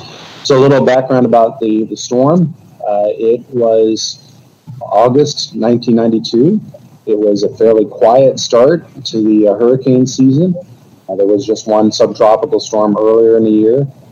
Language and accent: English; Miami, Florida, United States; moved away; also born or lived in Colorado; I was a graduate student studying hurricanes in Colorado, yet I grew up in Miami, and the hurricane destroyed my parents' house.